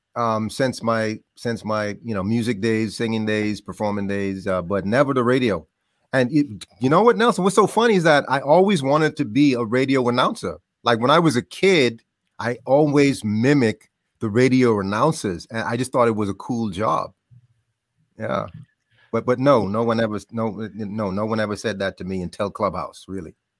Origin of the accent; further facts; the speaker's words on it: Bahamas; moved away; I grew up in the Bahamas